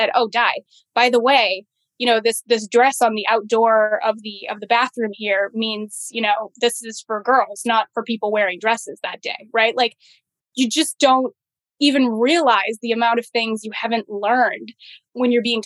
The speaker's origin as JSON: {"language": "English", "region": "Massachusetts", "country": "United States", "tie": "born or raised there", "said": "I grew up in the Massachusetts foster care system"}